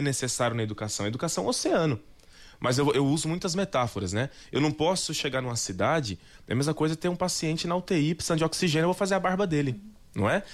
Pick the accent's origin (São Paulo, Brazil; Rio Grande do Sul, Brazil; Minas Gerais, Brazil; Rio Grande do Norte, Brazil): São Paulo, Brazil; moved away; sou do estado de São Paulo